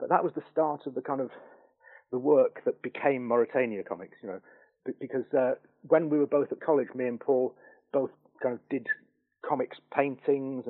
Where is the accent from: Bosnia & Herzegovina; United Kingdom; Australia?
United Kingdom; North Wales; I grew up in North Wales among the Snowdonian Mountains